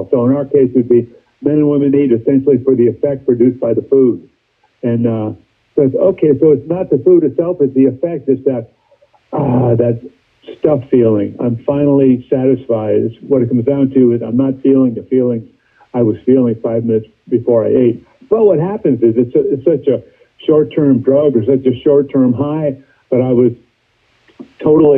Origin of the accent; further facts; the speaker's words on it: San Francisco, California, United States; also born or lived in East Coast; I grew up in San Francisco. We moved to San Francisco when I was 5.